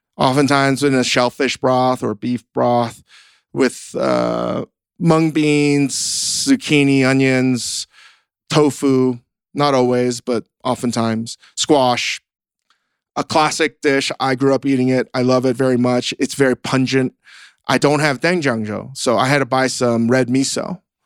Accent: Virginia, United States; moved away; growing up in Virginia, growing up basically very different

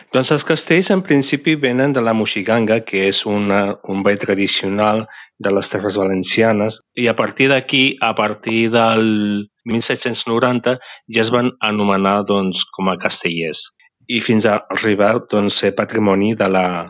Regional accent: Barcelona, Catalonia, Spain; sóc de Barcelona i de la barriada de Sants. Uh mhm. -huh. M'he criat aquí tota la vida

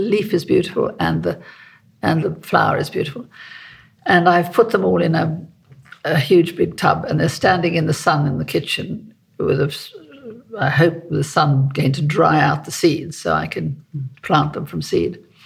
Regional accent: South Africa; also born or lived in Cotswolds; now in United Kingdom; I'm South African, you know. I was born in South Africa, and so I grew up

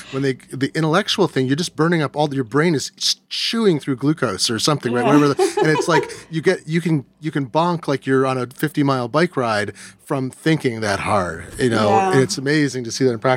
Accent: Eugene, Oregon, United States; I grew up in Eugene, Oregon

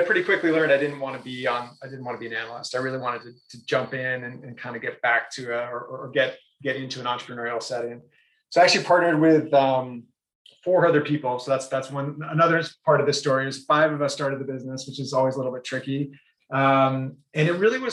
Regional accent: Brookline, Massachusetts, United States; moved away as an adult; also born or lived in San Francisco / New York City / New Hampshire; I grew up in Brookline, so just outside of Boston

